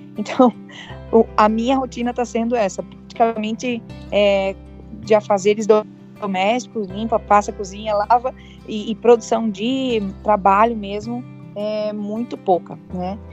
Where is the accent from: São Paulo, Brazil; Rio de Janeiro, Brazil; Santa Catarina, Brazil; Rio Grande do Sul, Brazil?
Santa Catarina, Brazil; Jaraguá do Sul; sou de Jaraguá do Sul, aqui de Santa Catarina